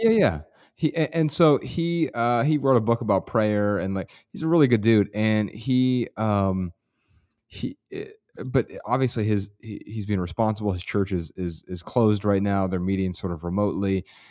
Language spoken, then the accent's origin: English; Ohio, United States; I'm from Ohio, and I'm usually very proud to be from Ohio